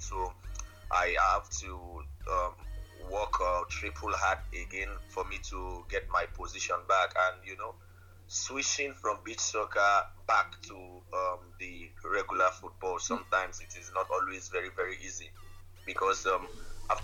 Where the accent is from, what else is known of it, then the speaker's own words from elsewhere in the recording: Lagos, Nigeria; I'm from Lagos.